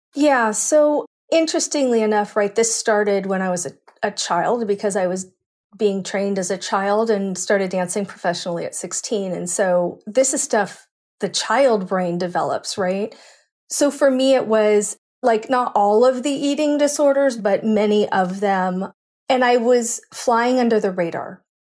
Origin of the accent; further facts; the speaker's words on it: Cupertino, California, United States; I grew up in San Francisco Bay Area. So Cupertino